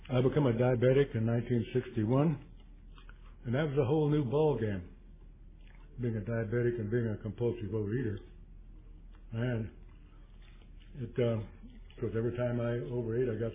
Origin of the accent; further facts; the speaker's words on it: Chico, California, United States; I'm from Chico, California. That's 100 miles due north of Sacramento.